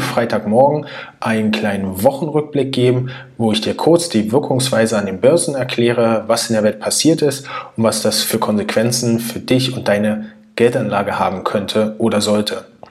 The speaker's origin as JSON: {"language": "German", "region": "Berlin", "country": "Germany", "tie": "born or raised there", "said": "Ich bin neunzehnhundertneunundachtzig in Berlin geboren"}